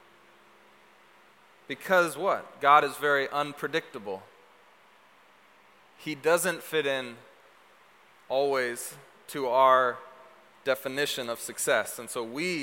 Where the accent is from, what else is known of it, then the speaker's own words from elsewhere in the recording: Seattle, Washington, United States; also born or lived in Texas; I was a functional Seattleite.